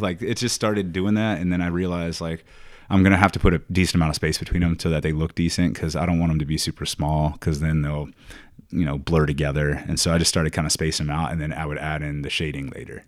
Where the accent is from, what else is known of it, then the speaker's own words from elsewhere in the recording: Richmond, Virginia, United States; accent: southern drawl; moved away as an adult; also born or lived in Iowa / Indianapolis; I'm from Richmond